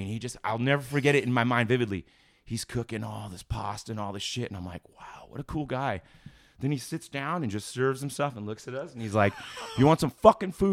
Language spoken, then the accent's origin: English; California, United States; I'm from California